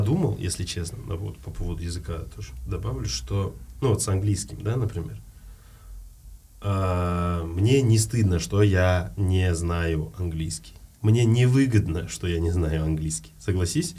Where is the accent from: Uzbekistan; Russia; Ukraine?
Uzbekistan; moved away as an adult; also born or lived in Almaty, Kazakhstan; я узбек